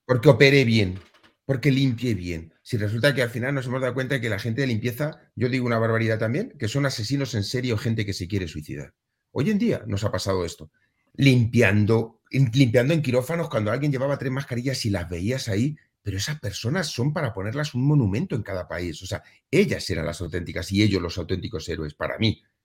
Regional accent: Spain

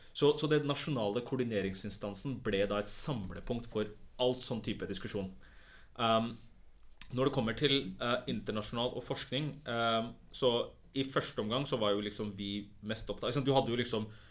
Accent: Oslo, Norway; also born or lived in Pakistan; jeg føler jo at jeg er fra Stovner mer enn det er fra liksom andre steder

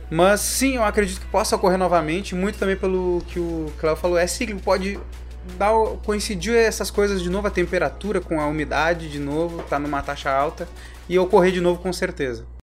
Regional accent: Porto Alegre, Rio Grande do Sul, Brazil; aqui na minha cidade natal

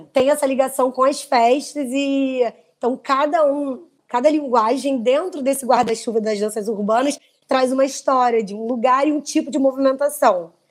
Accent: Brazil; Nós somos brasileiros

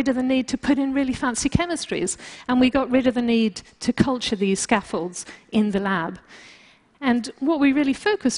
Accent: France; moved away; also born or lived in United Kingdom; being British and also growing up in France

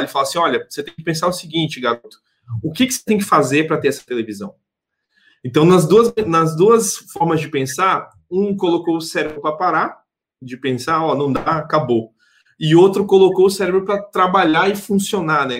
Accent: Porto Velho, Rondônia, Brazil; A gente é aqui mesmo de Porto Velho

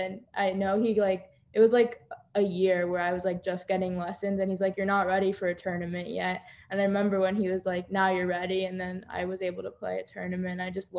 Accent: Boca Raton, Florida, United States; also born or lived in Parkland, Florida; So I was born in Boca Raton, but I currently live in Parkland, Florida. So it's only like a 30-minute difference.

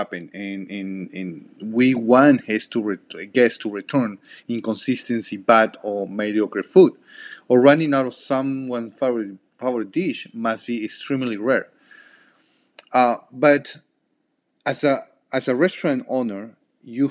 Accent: Peru; first language Spanish; English is a second language; moved away

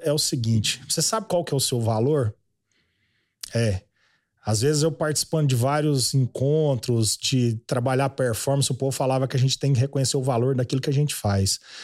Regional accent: Goiânia, Goiás, Brazil; Eu nasci em Goiânia mesmo. Uhum. Fui um menino de cidade, mas sempre criado na, na fazenda, férias.

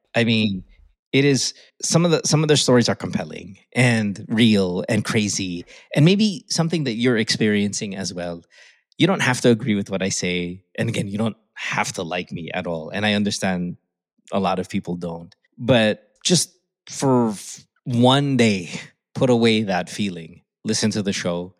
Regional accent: Philippines; moved away; Filipinos who who've grown up like me, grew up in the Philippines. I was raised in the Philippines

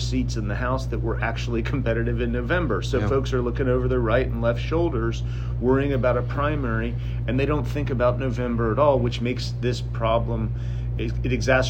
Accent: Georgia, United States; born or raised there

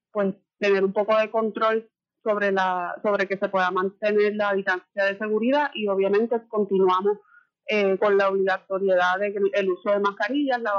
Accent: Morovis, Puerto Rico; yo soy de Morovi

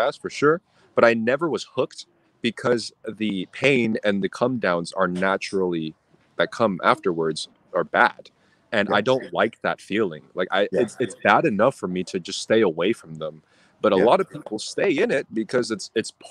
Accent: Southern California, United States; I grew up in Southern California

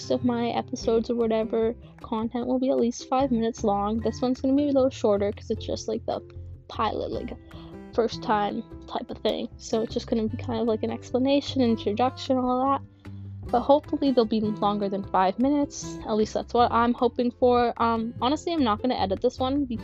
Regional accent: Manitoba, Canada; I'm from Manitoba, Canada

